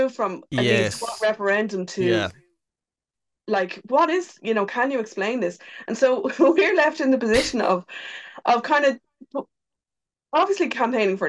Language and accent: English; Ireland; us as Irish people